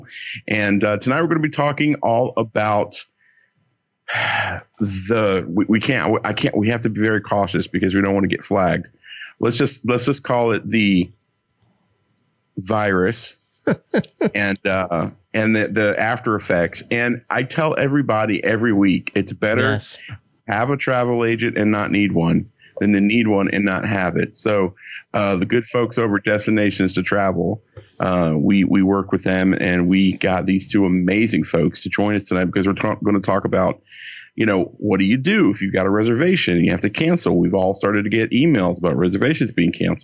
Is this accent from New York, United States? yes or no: no; Atlanta, Georgia, United States; I'm from Atlanta